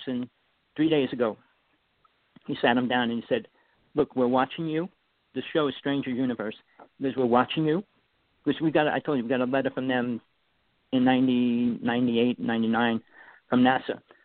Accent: East Coast, United States; accent: New York; also born or lived in Wanaque, New Jersey; I'm from the East Coast

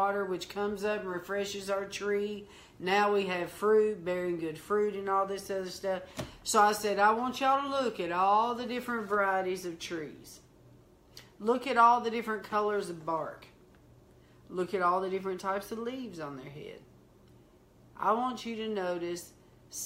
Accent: the South, United States; accent: country, southern; I sound so country, so southern

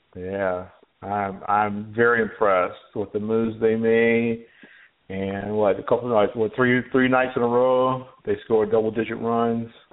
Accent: North Carolina, United States; I'm from North Carolina

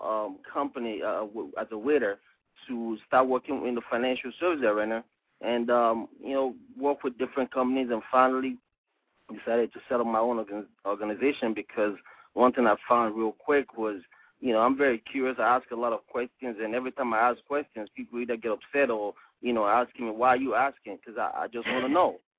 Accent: Nigeria; moved away as an adult; I'm from West Africa, Nigeria, and, you know, left Africa when I was 18 years old

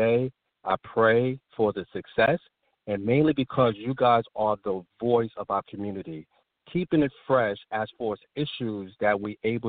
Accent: New York City, New York, United States; moved away as an adult; I'm originally from New York. I grew up in Brooklyn and Queens, New York

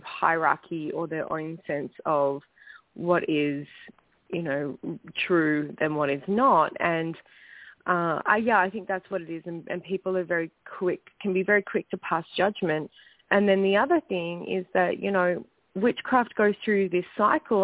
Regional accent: Perth, Western Australia, Australia; moved away as an adult; now in Vancouver, Canada; I am from Perth, Western Australia, but I now live in Vancouver, British Columbia

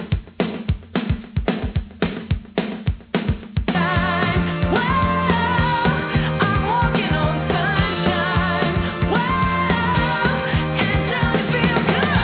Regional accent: Ohio, United States; my home state here in Ohio

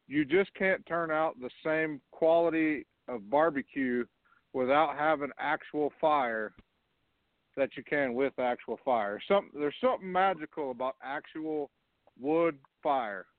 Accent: West Texas, United States; now in Carlsbad, United States; I'm out in New Mexico, but I was born and raised in West Texas

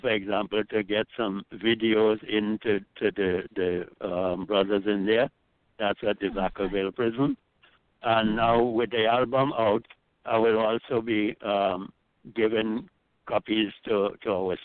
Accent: Trinidad & Tobago; I grew up with in Trinidad

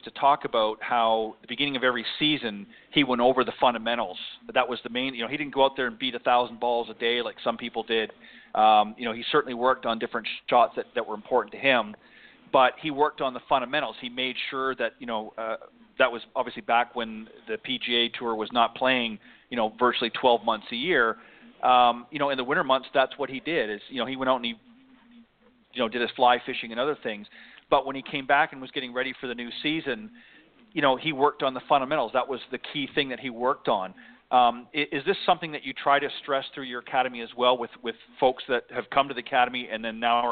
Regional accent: Canada; moved away; I'm actually originally from Canada

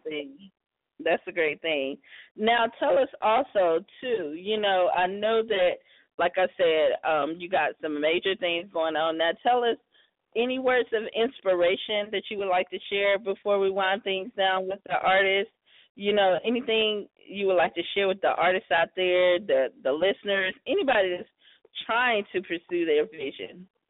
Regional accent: South Carolina, United States; South Carolina, my hometown state, where I'm originally from

